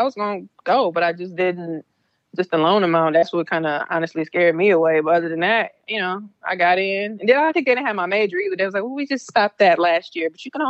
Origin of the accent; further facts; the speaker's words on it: London, United Kingdom; I'm from London.